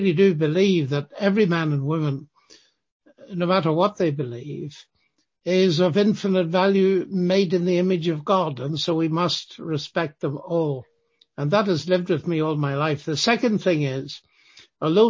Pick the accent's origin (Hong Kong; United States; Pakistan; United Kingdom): United Kingdom; Northern Ireland; I grew up in Northern Ireland, as my accent will tell you very rapidly